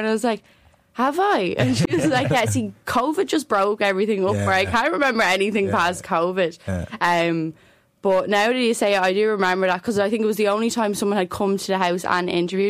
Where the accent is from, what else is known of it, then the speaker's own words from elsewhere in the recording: Newbridge, Leinster, Ireland; also born or lived in Clondalkin; Moved over though at a very young age. Yeah, so that all my racing started in Newbridge.